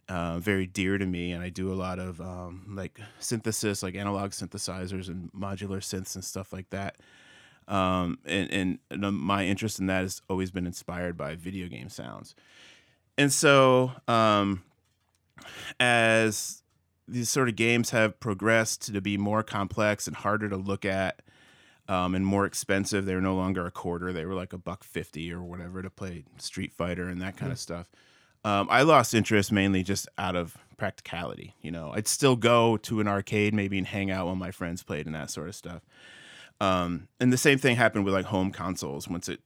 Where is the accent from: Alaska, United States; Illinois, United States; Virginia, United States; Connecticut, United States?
Connecticut, United States; Milford; So I grew up in Milford, Connecticut, outside of New Haven.